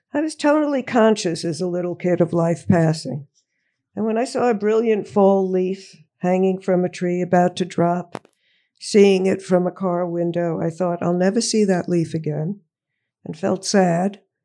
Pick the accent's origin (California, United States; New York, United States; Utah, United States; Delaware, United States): New York, United States; Woodmere; I grew up, uh, in Woodmere, Long Island, Nassau County.